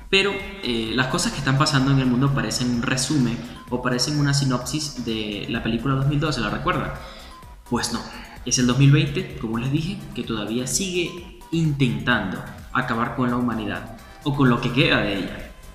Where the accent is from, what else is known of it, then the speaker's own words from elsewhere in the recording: Venezuela; moved away; hablo de mi país, de donde vengo